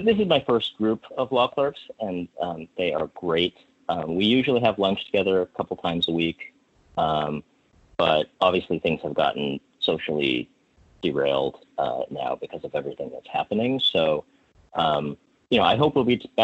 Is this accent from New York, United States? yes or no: no; Minnesota, United States; moved away; I was born in Minnesota